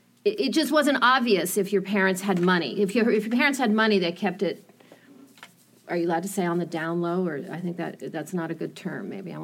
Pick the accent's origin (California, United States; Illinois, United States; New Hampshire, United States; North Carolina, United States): New Hampshire, United States; Hanover; I grew up in Hanover.